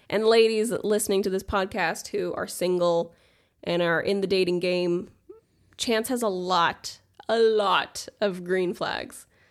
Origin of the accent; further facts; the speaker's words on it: Los Angeles, California, United States; I am from Los Angeles, California.